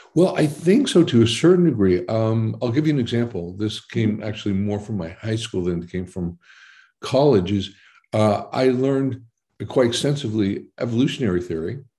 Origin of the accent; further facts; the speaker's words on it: Boston, Massachusetts, United States; moved away as an adult; also born or lived in New Jersey; now in Netherlands; I was born in New Jersey, but I was pretty much born and bred in Boston, mm-hmm. uh, Massachusetts.